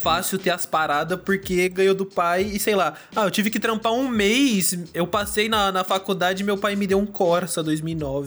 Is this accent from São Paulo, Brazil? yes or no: yes; São Bernardo do Campo, São Paulo, Brazil; now in Santo André, Brazil; São Bernardo, eu nasci no Jardim Silvina, ali perto do Montanhão, perto do Golden